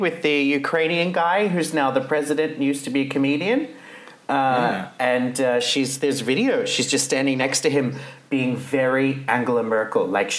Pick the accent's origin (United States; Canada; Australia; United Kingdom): Australia; I'm Australian.